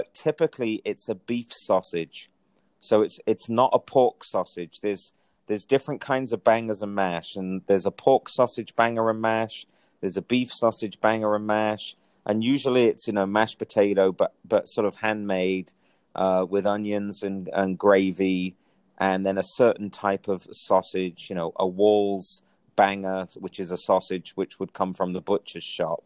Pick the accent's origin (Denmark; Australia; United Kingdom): United Kingdom; England; I am English